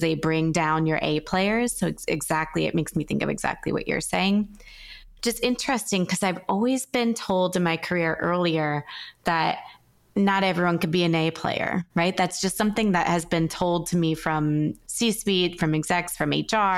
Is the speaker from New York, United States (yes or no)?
yes; New York, United States; I'm from New York, too.